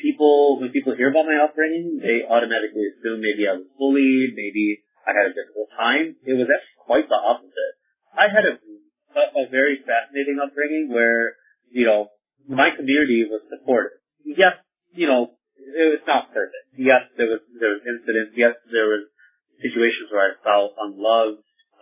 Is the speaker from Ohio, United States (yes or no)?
no; Youngstown, New York, United States; I grew up in Youngstown, New York